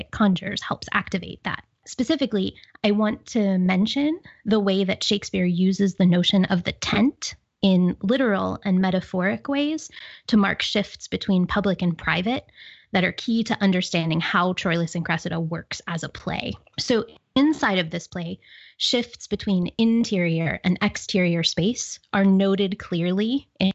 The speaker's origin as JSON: {"language": "English", "town": "Pittsburgh", "region": "Pennsylvania", "country": "United States", "accent": "Pittsburgh", "said": "my Pittsburgh accent"}